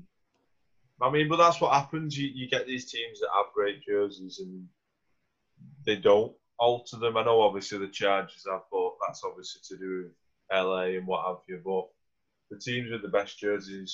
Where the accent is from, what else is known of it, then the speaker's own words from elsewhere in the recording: England, United Kingdom; being English, we obviously don't grow up around NFL and NFL football.